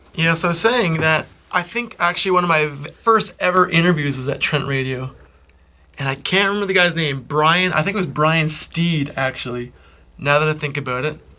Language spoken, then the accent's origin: English; Peterborough, Ontario, Canada; also born or lived in New York; Peterborough has always been the greatest, and will always oh. be home.